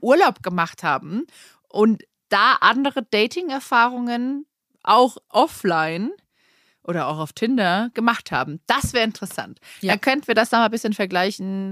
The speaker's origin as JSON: {"language": "German", "country": "Germany", "said": "bei uns in Deutschland"}